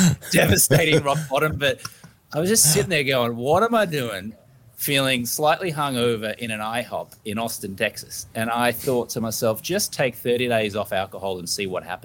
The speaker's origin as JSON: {"language": "English", "town": "Brisbane", "region": "Queensland", "country": "Australia", "tie": "born or raised there", "said": "I grew up in Brisbane, Australia"}